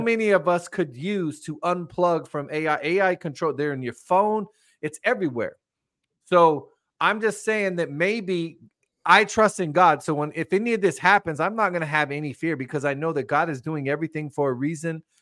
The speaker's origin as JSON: {"language": "English", "country": "United States", "said": "me personally, as an American"}